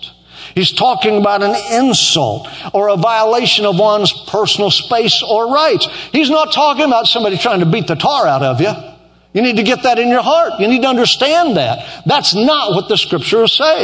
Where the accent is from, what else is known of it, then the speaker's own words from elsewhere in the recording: Oklahoma, United States; moved away; I'm from Oklahoma